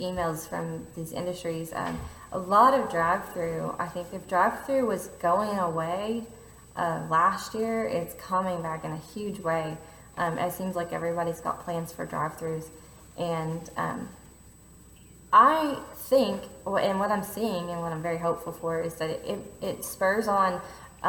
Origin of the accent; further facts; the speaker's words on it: United States; also born or lived in Louisville; being an American living there